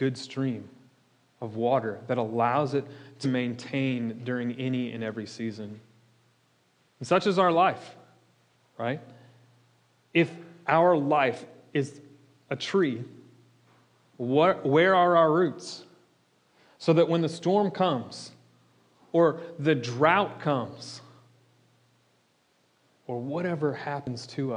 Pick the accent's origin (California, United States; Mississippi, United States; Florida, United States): Florida, United States; I'm from Florida